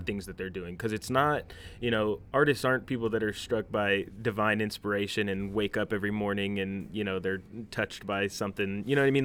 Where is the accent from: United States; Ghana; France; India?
United States; Union City, California; I grew up in Union City